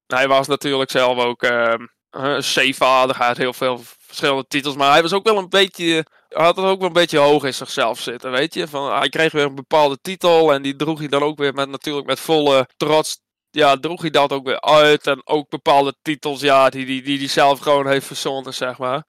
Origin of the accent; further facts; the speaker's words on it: Friesland, Netherlands; als Fries